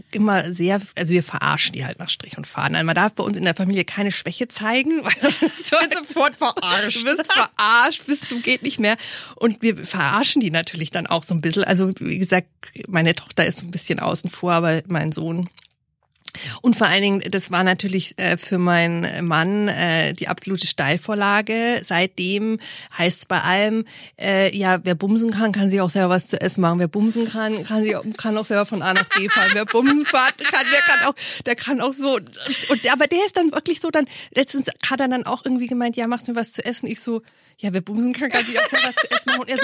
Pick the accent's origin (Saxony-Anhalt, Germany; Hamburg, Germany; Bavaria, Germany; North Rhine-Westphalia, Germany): Bavaria, Germany; Munich; ich komme ja aus München